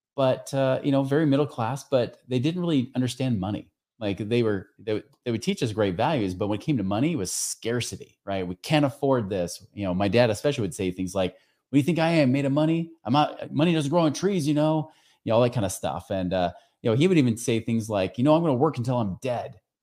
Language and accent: English; near Portland, Oregon, United States; I grew up out near Portland, Oregon